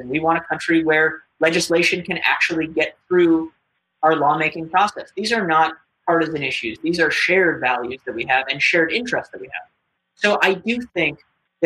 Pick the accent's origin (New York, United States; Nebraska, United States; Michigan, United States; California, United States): New York, United States; New York City; I was born on the Upper West Side of Manhattan. So like any good Upper West Sider